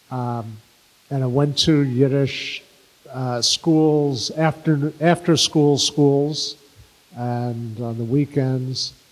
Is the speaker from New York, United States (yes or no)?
yes; New York City, New York, United States; first language English; I was born in Brooklyn.